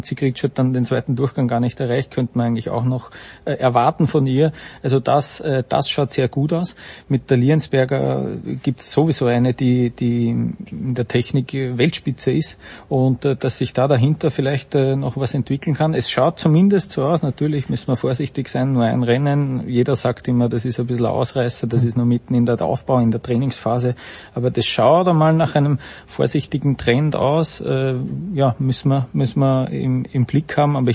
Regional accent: Vienna, Austria; bin ein Wiener.

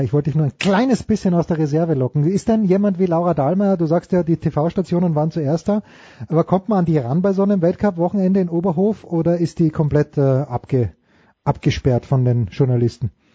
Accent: Austria; ich bin ja Österreicher

